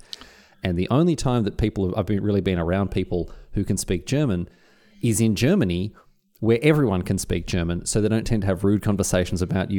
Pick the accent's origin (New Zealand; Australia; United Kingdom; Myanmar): Australia; accent: stock Australian; Australia only has three accents, man. We have, like, broad, regular, and cultivated.